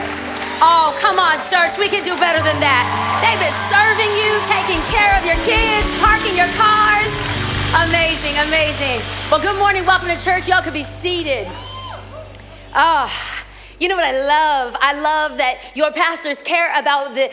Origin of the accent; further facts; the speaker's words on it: Los Angeles, California, United States; moved away as an adult; now in Orange County, United States; I might live in OC, but I was raised